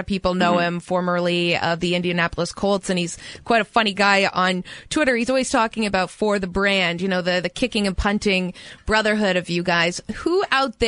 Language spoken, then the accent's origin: English; Canada; I'm Canadian